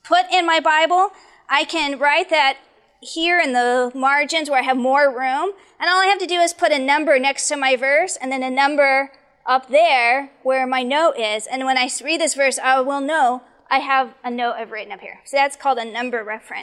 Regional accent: Arizona, United States; I grew up in Arizona

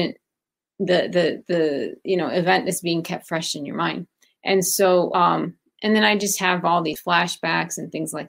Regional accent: Chicago, Illinois, United States; also born or lived in Baghdad, Iraq / Athens, Greece; I grew up in Chicago, but prior to Chicago, I lived in two other

